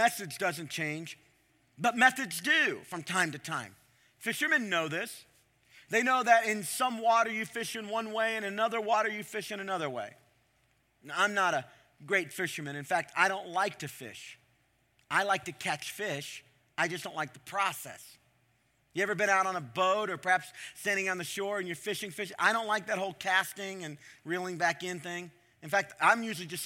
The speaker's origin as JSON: {"language": "English", "region": "Ohio", "country": "United States", "said": "I'm from Ohio."}